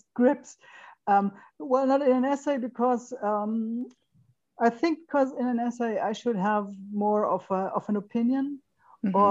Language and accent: English; western Germany, Germany; English is a second language; in Western Germany, where I grew up in the Federal Republic